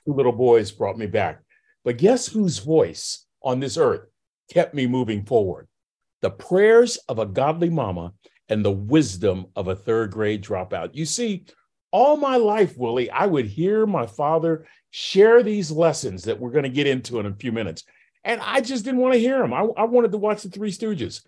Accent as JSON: {"language": "English", "town": "Vallejo", "region": "California", "country": "United States", "tie": "born or raised there", "moved": "yes", "lives_now": "Texas, United States", "said": "Bobby and I grew up in Vallejo, California"}